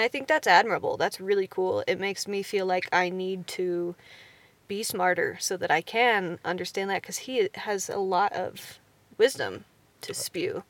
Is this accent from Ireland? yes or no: no; Kansas, United States; I am from Kansas